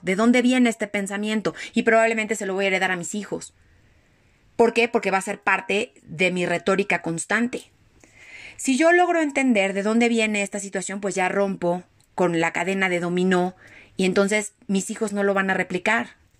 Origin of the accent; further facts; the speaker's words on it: Mexico; yo ya como mexicana traigo esa, esa herida